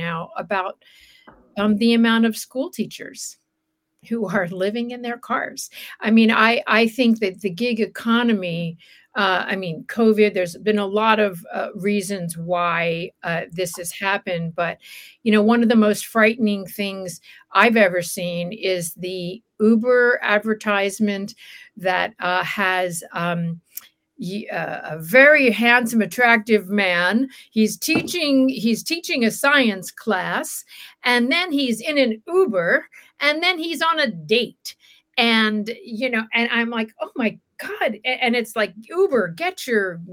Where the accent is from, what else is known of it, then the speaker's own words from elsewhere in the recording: Alabama, United States; also born or lived in Wilmington, Delaware; now in Los Angeles, United States; I was born in Alabama, and at a certain point, my father's businesses tanked. We uprooted ourselves. We lost our home, lost the businesses. We drove to live with my aunt in Delaware, Wilmington, Delaware